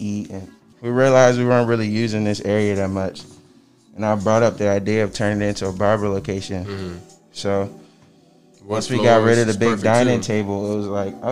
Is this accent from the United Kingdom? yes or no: no; Nigeria; I'm Nigerian